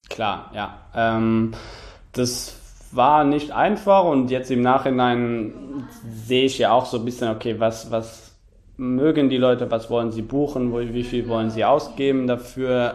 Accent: Luxembourg; moved away; in Luxemburg, in meinem Heimatland

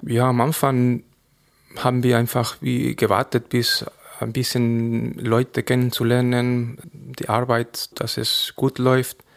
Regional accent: Cazorla, Andalusia, Spain; first language Spanish; German is a second language; moved away as an adult; also born or lived in Granada; now in Andelsbuch, Austria; wo ich geboren bin in Cazorla, im Winter ist es sehr kalt

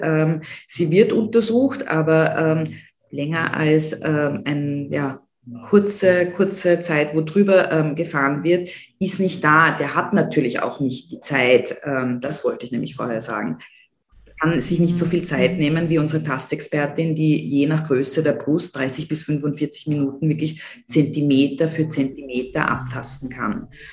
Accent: Austria; bei uns in Österreich

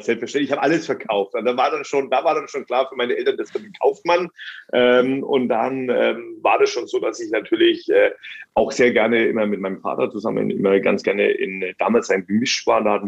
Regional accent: Germany

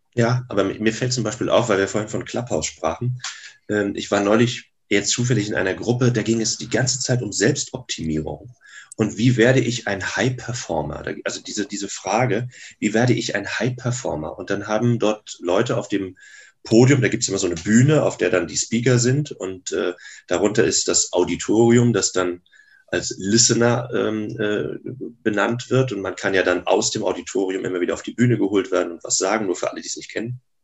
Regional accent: Grevesmühlen, Mecklenburg-Vorpommern, Germany; moved away as an adult; also born or lived in Berlin / Bonn; ich komme aus Grevesmühlen, einem kleinen Ort zwischen, heute würden wir sagen, Lübeck und Wismar

